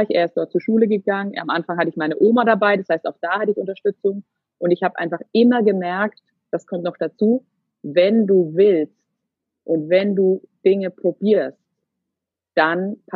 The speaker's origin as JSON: {"language": "German", "town": "Würzburg", "region": "Bavaria", "country": "Germany", "said": "Wir kommen ursprünglich so aus dem Würzburger Raum."}